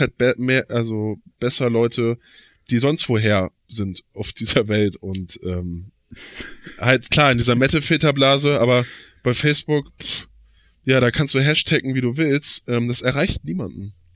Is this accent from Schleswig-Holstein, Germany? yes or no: yes; Flensburg, Schleswig-Holstein, Germany; als gebürtiger Flensburger